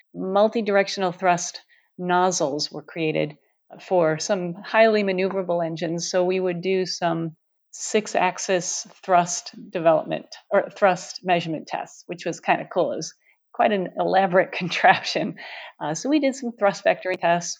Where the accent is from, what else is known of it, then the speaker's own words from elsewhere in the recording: New York City, New York, United States; moved away; I grew up in New York City, surrounded by bridges and tunnels and tall buildings